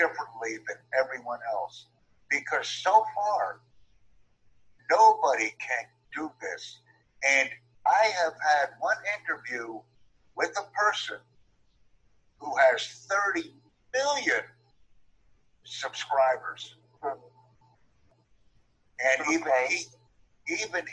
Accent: United States; first language English; I'm from the United States, but I speak German, Dutch, Japanese, and English

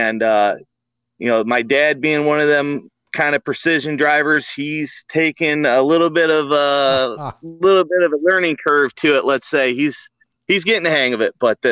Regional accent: 20 minutes south of Port Huron, Michigan, United States; We're about 20 minutes south of Port Huron, Michigan.

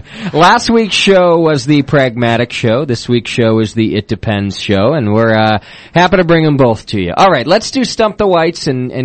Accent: Milford, Connecticut, United States; In Milford, Connecticut. Hey, glad that you're calling from my hometown.

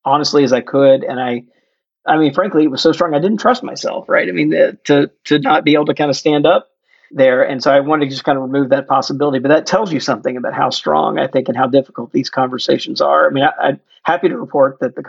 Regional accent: Jackson, Mississippi, United States; my home state of Mississippi

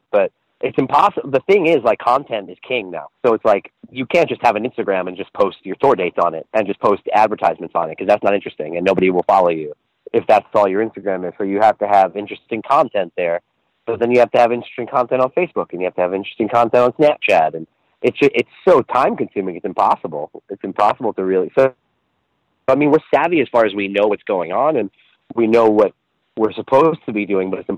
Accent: Long Island, New York, United States; born or raised there

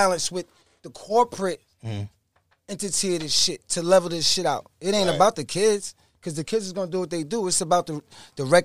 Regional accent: New York City, New York, United States; I'm from Rockaway Boulevard

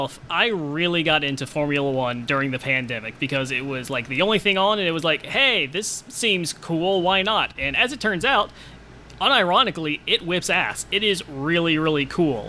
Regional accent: Virginia, United States; growing up in Virginia

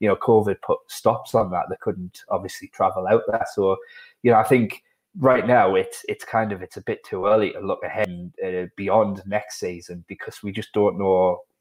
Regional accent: Sunderland, North East England, United Kingdom; accent: Mackem; my Macklin accent

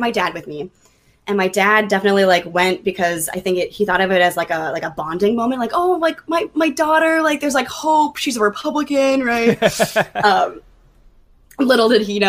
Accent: Minnesota, United States; moved away as an adult; now in Virginia, United States; I'm from Minnesota. You'll notice that when I say the word bag.

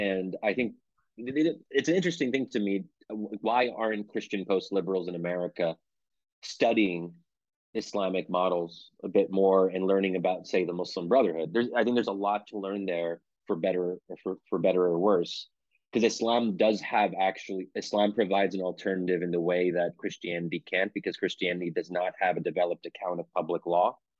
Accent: Pennsylvania, United States; I'm born and raised in Pennsylvania

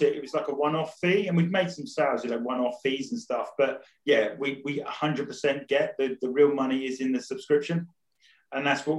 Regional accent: Rayleigh, East of England, United Kingdom; And it's always nice to hear someone from Essex. I was originally from Rayleigh, so...

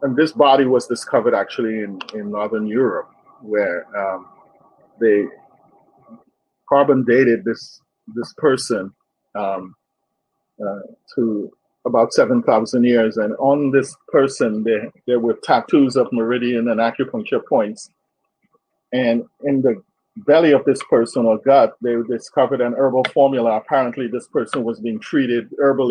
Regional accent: Mayaro, Mayaro–Rio Claro, Trinidad & Tobago; moved away; I actually grew up in a traditional African village in Trinidad known as Mayaro

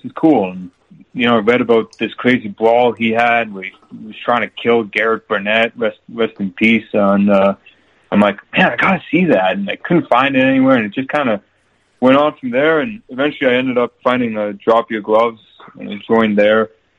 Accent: Canada; And obviously growing up in Canada, I'm a hockey fan.

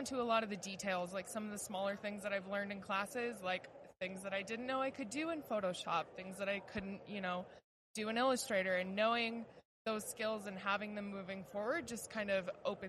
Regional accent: Seattle, Washington, United States; I'm from Seattle, Washington.

